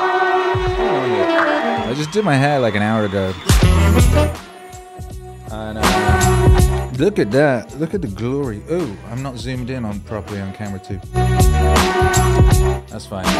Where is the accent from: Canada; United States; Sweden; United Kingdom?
United Kingdom; where I grew up in the Midlands